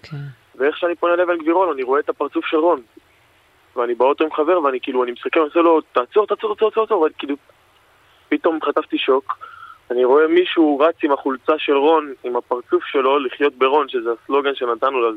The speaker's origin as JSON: {"language": "Hebrew", "town": "Elei Sinai", "region": "Gaza envelope", "country": "Israel", "tie": "born or raised there", "lives_now": "Palmachim, Israel", "said": "אנחנו חברים מגיל אפס, אנחנו גדלנו ביחד בעוטף עזה, במושב אלי סיני, פינוי אה, גוש קטיף. אנחנו גרים פה בשכונה בפלמחים, קיבוץ פלמחים, כל השכונה של המפונים."}